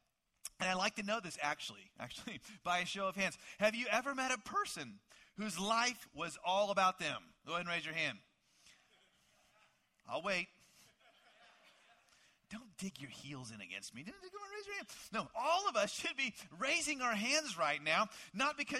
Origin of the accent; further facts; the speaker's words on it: Dallas, Texas, United States; I grew up in the Dallas, Texas area